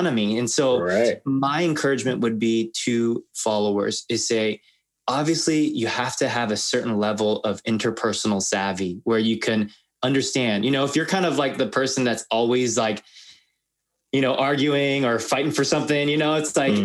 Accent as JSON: {"language": "English", "town": "Los Angeles", "region": "California", "country": "United States", "tie": "born or raised there", "said": "I'm Asian American. My parents immigrated from Korea and I was born"}